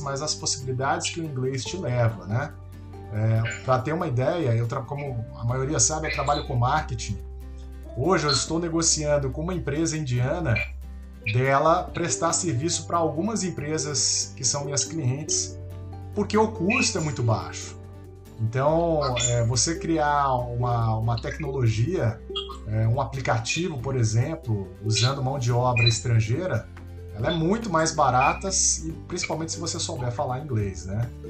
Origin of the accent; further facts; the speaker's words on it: Brazil; accent: Brazilian; o meu inglês tem o sotaque brasileiro do português do Brasil